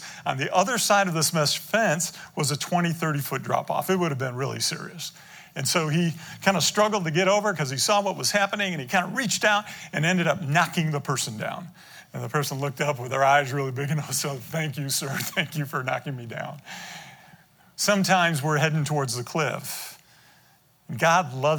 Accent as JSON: {"language": "English", "town": "Detroit", "region": "Michigan", "country": "United States", "tie": "born or raised there", "said": "We grew up in Detroit"}